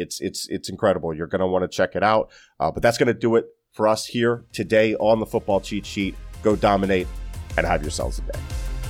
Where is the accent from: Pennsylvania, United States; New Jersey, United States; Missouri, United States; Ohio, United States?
Pennsylvania, United States; moved away; I am from up north. I am from Pennsylvania